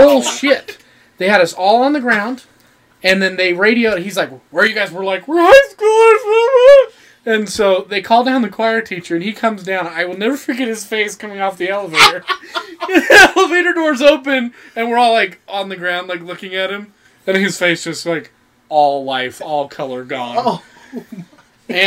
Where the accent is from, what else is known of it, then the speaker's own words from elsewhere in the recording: St. George, Utah, United States; I grew up in St. George, so I was a little further south